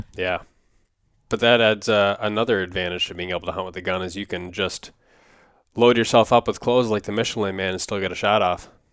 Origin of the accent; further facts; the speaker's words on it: Wisconsin, United States; when I was growing up in Wisconsin